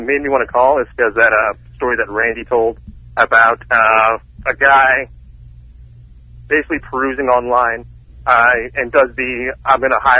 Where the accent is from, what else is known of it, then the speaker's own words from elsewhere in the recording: Los Angeles, California, United States; now in Phoenix, United States; I'm actually from Woodland Hills.